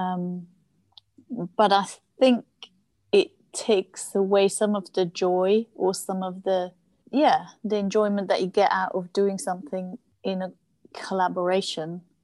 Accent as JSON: {"language": "English", "country": "Switzerland", "tie": "born or raised there", "first_language": "German", "second_language": "English", "moved": "as an adult", "lives_now": "London, United Kingdom", "said": "I was born in Switzerland quite a few years ago now"}